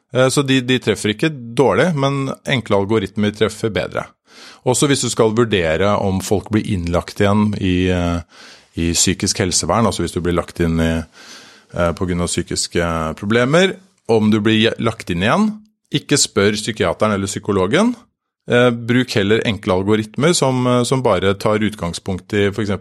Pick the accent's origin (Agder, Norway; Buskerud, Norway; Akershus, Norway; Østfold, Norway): Akershus, Norway; Drøbak; Jeg kommer fra Drøbak. Der har vi, der har vi nå et, en svømmehall